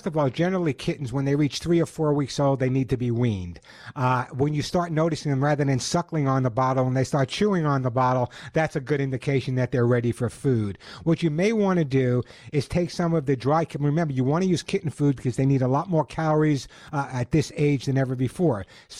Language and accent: English; Santa Monica, California, United States; You know, there's a very, very large English population in my hometown of Santa Monica.